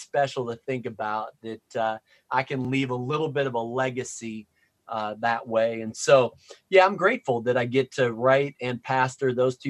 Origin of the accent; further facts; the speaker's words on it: Wisconsin, United States; also born or lived in Minneapolis, United States / Chicago, United States; I'm from Chicago, so I like the Cubs, but I'm wearing a little Nats hat because World Series contender. I was born in Minneapolis and then moved to Wisconsin.